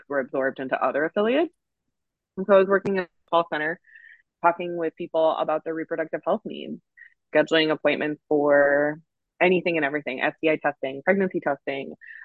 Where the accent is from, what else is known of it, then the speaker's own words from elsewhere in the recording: Minneapolis–Saint Paul, Minnesota, United States; I was born and raised here in the Twin Cities area.